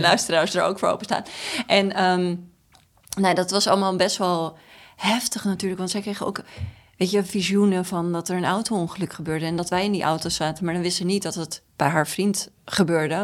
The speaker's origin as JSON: {"language": "Dutch", "town": "Amstelveen", "region": "North Holland", "country": "Netherlands", "tie": "born or raised there", "said": "ik ben geboren in Amstelveen, in het Tulp ziekenhuis. En we woonden daar in een nieuw rijtjeshuis"}